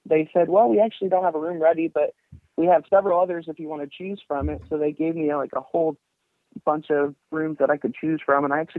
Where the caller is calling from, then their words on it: Frankfort, Indiana, United States; I'm from Frankfort, Indiana.